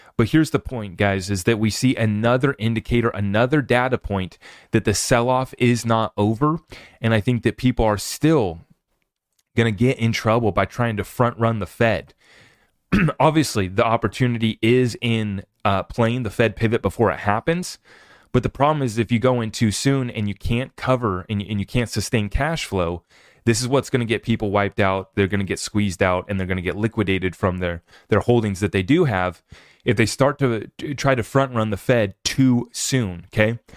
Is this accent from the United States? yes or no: yes; United States; as an American who's under attack by his government